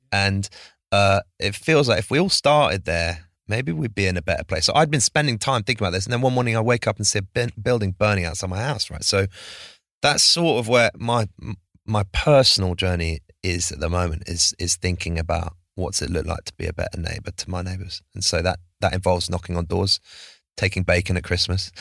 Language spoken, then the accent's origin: English; United States; born in the States